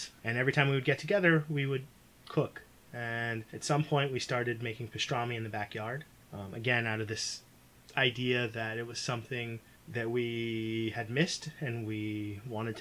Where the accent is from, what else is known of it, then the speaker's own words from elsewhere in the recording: Southern California, United States; moved away as an adult; also born or lived in Bay Area, California; now in San Francisco Bay Area, United States; I'm originally from Southern California and came up to college in 2003 at Berkeley and have lived in the Bay Area ever since